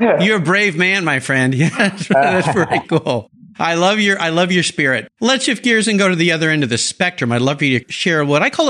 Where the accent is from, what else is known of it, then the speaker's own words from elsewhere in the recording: Southern California, United States; I used to ride skateboards as a kid growing up in Southern California